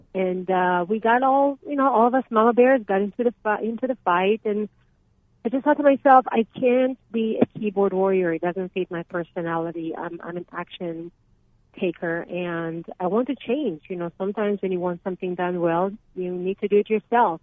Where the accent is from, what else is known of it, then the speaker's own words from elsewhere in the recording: Israel; now in Arizona, United States; I'm from Israel